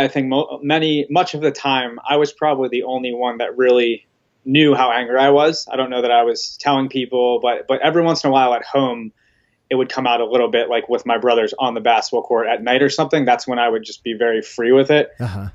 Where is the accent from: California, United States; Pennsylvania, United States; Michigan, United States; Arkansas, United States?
Pennsylvania, United States; moved away as an adult; also born or lived in Florida / Texas; I grew up in Pennsylvania and I actually went to school in Florida.